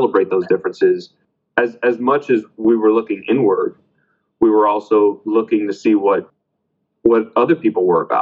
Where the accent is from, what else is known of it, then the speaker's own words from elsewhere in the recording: Miami, Florida, United States; I was born in Miami, you know, Miami was predominantly Cuban, especially the area of Miami that I lived